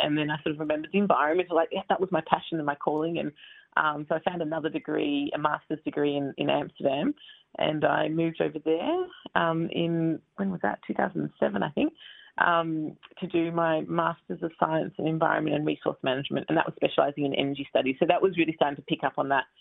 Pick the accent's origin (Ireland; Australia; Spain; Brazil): Australia; Melbourne, Victoria; moved away; I grew up in Blackburn in Melbourne.